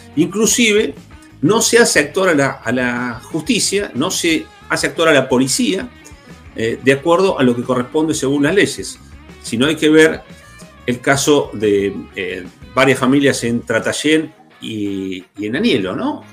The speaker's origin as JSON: {"language": "Spanish", "region": "Neuquén", "country": "Argentina", "said": "los que somos de Neuquén"}